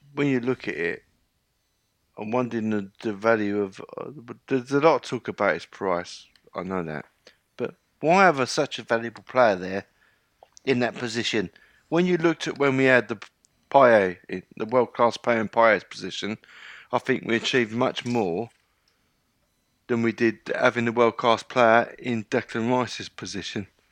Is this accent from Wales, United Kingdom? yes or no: no; London, United Kingdom; born in London, work in London, educate London, everything London.